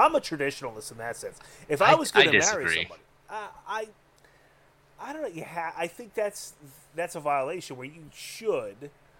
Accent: Philadelphia, Pennsylvania, United States; Yes, and I'm a very pissed off Dago that grew up in the city of Philadelphia.

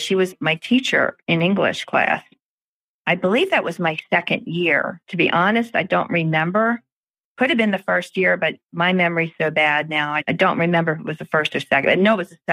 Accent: Baltimore, Maryland, United States; I grew up in Pimlico

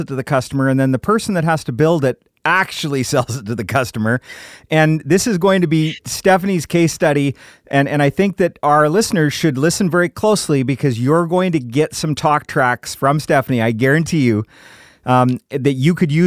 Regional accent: Scotland, United Kingdom; I'm Scottish

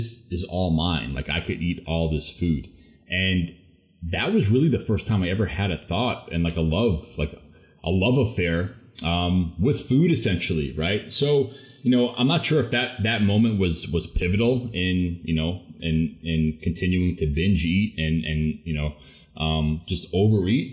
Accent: Long Island, New York, United States; born and raised on Long Island, New York

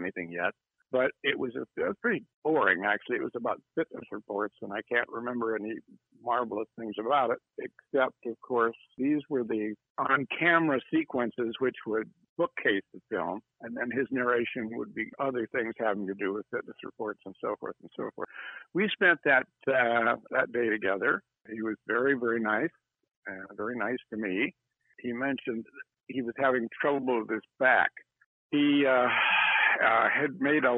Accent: Salem, Oregon, United States; my hometown, Salem, Oregon

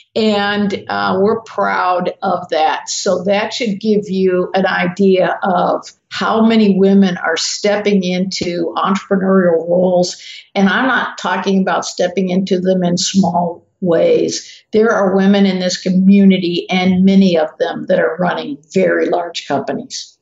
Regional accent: the South, United States; I'm from the South

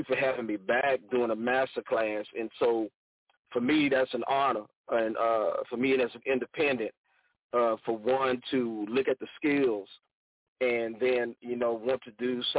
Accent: Southeast Georgia, United States; now in Houston, United States; I'm originally from Southeast Georgia

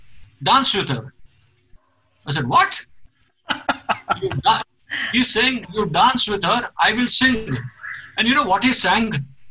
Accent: Mumbai, Maharashtra, India; I said, yes, I'm from Mumbai.

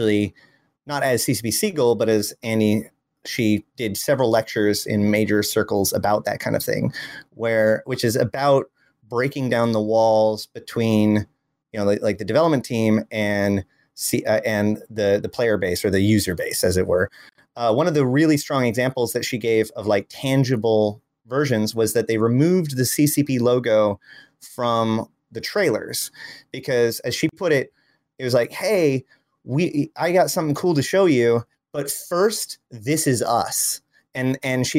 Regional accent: United States; As an American

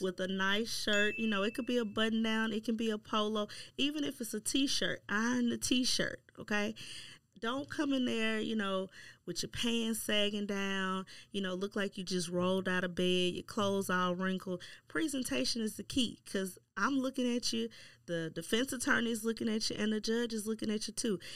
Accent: Shreveport, Louisiana, United States; moved away as an adult; born and raised in Shreveport and then came back to Shreveport

